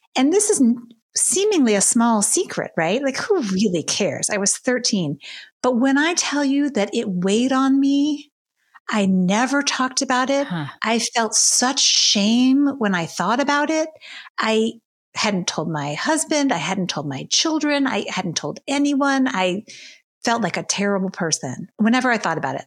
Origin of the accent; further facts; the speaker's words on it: Baton Rouge, Louisiana, United States; moved away as an adult; now in New York, United States; So I grew up in Baton Rouge, Louisiana, in a Jewish family